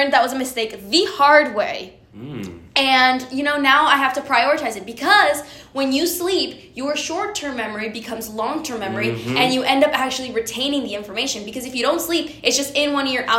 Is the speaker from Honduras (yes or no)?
yes; Honduras; now in United States; I'm from Honduras. Honduras.